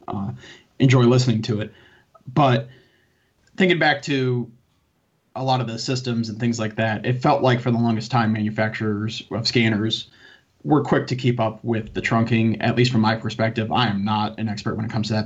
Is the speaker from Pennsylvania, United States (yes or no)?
no; Connecticut, United States; my local town where I grew up in Connecticut